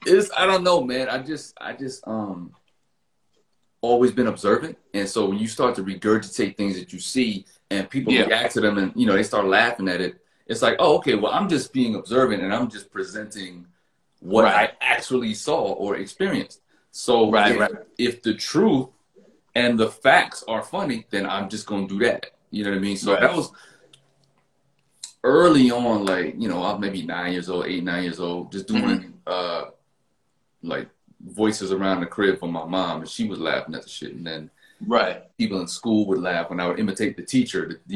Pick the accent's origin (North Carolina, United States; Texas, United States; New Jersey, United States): North Carolina, United States; Fayetteville; North Carolina. Fayetteville, North Carolina. Fayetteville. Army brat.